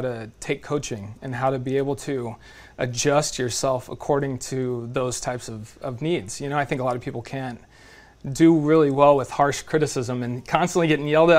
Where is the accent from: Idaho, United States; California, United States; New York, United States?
California, United States; Fresno; I grew up in Fresno.